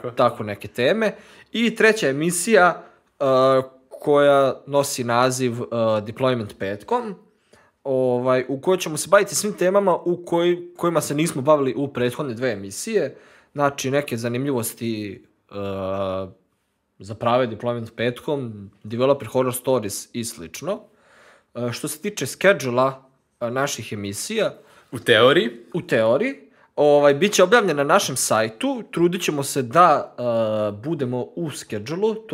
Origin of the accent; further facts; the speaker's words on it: Novi Sad, Vojvodina, Serbia; dolazim iz Novog Sada